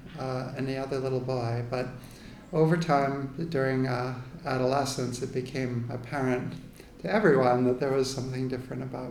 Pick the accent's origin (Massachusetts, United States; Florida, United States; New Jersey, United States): Massachusetts, United States; Needham; now in New York, United States; I was born in Needham, Massachusetts, outside of Boston, which then and now is a very lily-white suburb. And I was I was born in 1970, so I'm in my late 40s. So I grew up one of four children in an Irish Catholic family outside of Boston